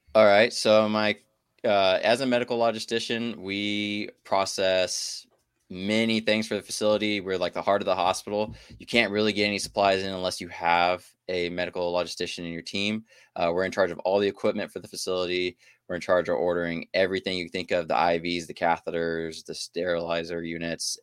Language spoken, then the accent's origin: English; Houston, Texas, United States; moved away as an adult; also born or lived in Shreveport, Louisiana / Alaska; I came in from my hometown, Houston